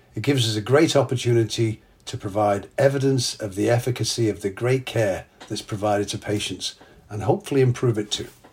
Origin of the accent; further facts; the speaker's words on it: England, United Kingdom; moved away; I'm English